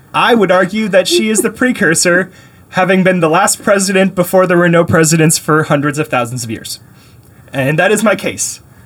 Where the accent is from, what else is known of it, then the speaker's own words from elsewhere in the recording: Canada; now in United States; I was born in Canada.